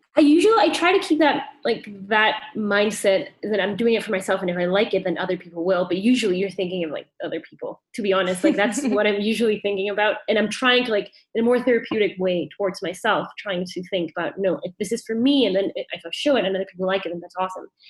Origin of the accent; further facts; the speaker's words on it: Mexico City, Mexico; also born or lived in Vancouver, Canada; I grew up in Mexico City, which is where I am right now.